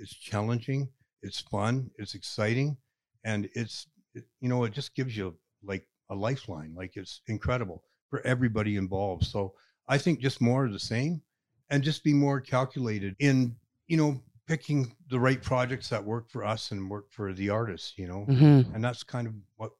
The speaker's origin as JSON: {"language": "English", "town": "Calgary", "region": "Alberta", "country": "Canada", "said": "I'm from Calgary"}